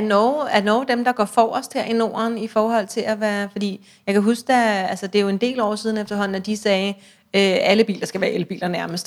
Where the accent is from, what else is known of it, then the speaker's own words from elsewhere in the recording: Denmark; hvis vi som danskere handler svenske aktier